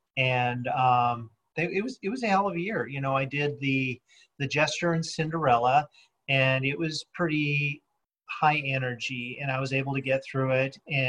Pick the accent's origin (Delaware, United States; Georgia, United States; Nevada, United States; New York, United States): Nevada, United States; Las Vegas; moved away as an adult; also born or lived in Salt Lake City, Utah / Seattle; And I'm born and raised in Las Vegas, in the dirt.